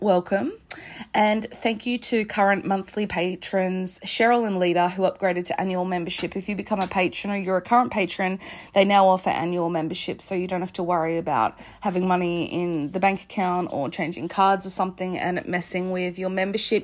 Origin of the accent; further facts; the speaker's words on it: Australia; I'm Australian, I'm on the other side of the world